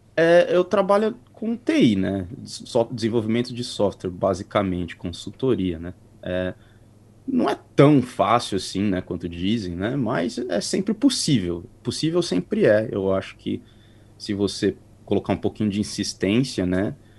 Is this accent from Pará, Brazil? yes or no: no; Carapicuíba, São Paulo, Brazil; moved away as an adult; also born or lived in Europe; now in New Zealand; sou de São Paulo, mais ou menos de Carapicuíba ali, perto da capital